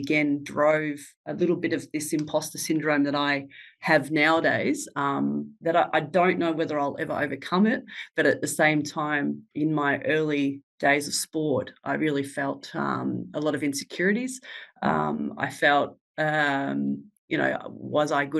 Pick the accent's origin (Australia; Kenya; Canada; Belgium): Australia; Ballarat, Victoria; I was born and bred in Ballarat